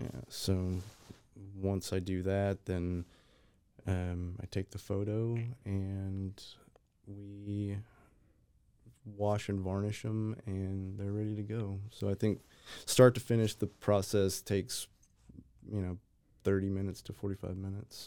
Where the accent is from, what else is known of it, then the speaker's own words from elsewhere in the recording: Texas, United States; now in Waco, United States; I am a Texas born, but, uh, moved to Waco maybe five years ago